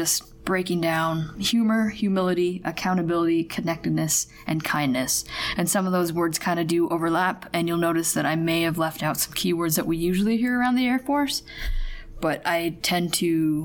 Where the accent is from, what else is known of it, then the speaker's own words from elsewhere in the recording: Alaska, United States; moved away; I'm from Alaska